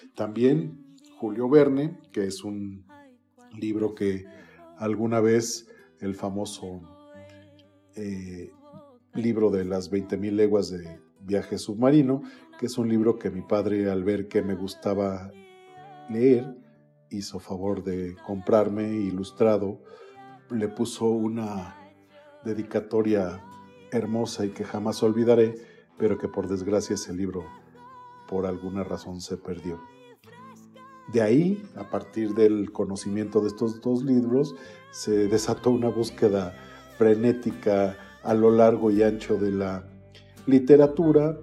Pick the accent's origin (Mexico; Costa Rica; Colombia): Mexico; Toluca, State of Mexico; Básicamente yo nací en la ciudad de Toluca, en el Estado de México